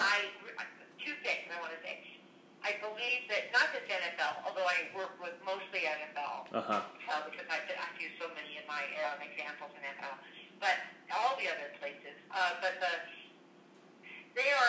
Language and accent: English; Los Angeles, California, United States; moved away; I was from Los Angeles